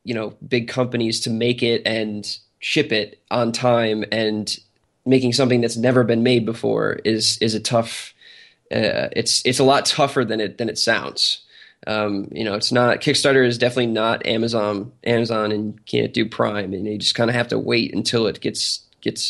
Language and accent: English; New Jersey, United States; now in Atlanta, United States; I'm from New Jersey too. So, and so is Armand. I just happen to live in Atlanta now